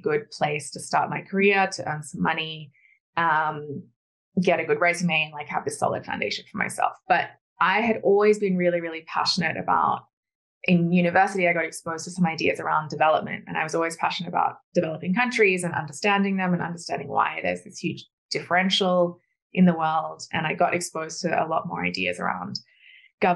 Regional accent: Australia; I grew up in Australia

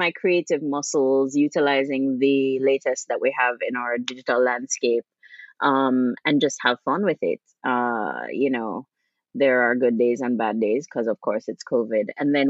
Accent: Jamaica; now in New York, United States

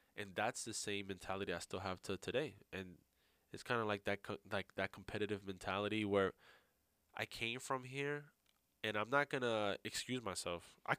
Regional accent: New York, United States; That's how I grew up. You know, I grew up in New York.

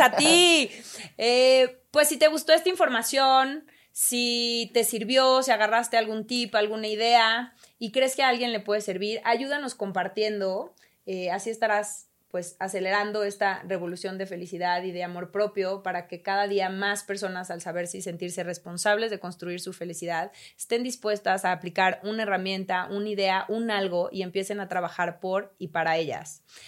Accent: Mexico; como mexicana agradezco

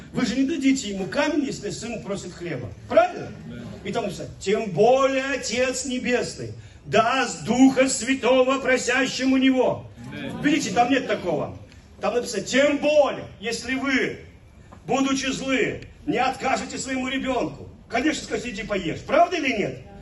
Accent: Velikiye Luki, Pskov Oblast, Russia; moved away; also born or lived in Kyrgyzstan; мой родной город

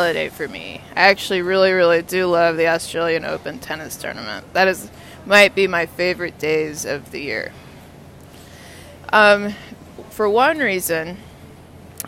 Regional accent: Texas, United States; now in Washington, D.C., United States; I'm from Texas.

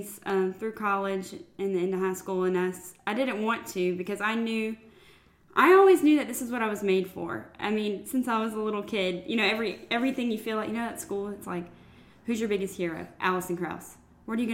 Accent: Sulphur, Louisiana, United States; also born or lived in Lafayette, Louisiana; So I was born and raised in Sulphur, Louisiana.

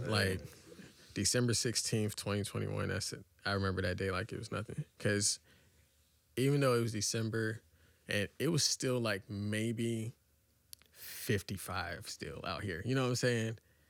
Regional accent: Atlanta, Georgia, United States; I'm from Atlanta.

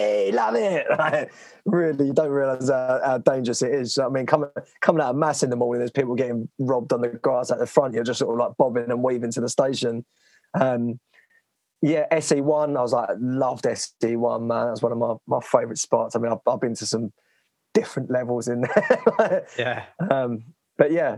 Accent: Romford, London, United Kingdom; I grew up in Romford, which is fairly renowned for its like bars and sort of terrible clubs

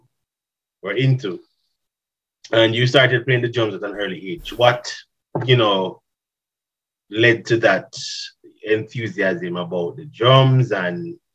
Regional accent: Jamaica; growing up in Jamaica

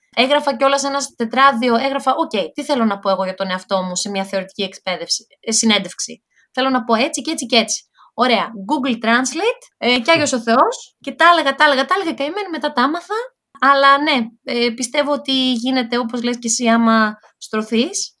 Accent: Thessaloniki, Central Macedonia, Greece; moved away as an adult; now in Sweden; εγώ είμαι από τη Θεσσαλονίκη, δεν είχα σκοπό να φύγω, όχι από τη Θεσσαλονίκη, δεν είχα σκοπό να φύγω από την Καλαμαριά, που είναι η περιοχή, Α, η γειτονιά

